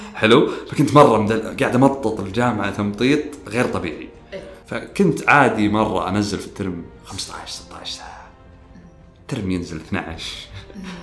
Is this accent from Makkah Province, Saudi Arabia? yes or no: no; Riyadh, Riyadh Province, Saudi Arabia; also born or lived in Qassim; فطلعت من الرياض